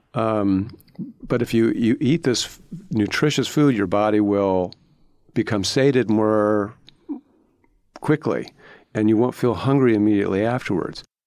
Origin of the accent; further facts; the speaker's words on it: Cleveland, Ohio, United States; I grew up in Cleveland in the 1970s.